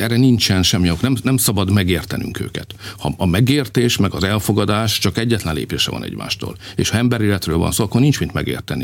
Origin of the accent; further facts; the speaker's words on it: Hungary; mi magyarok vagyunk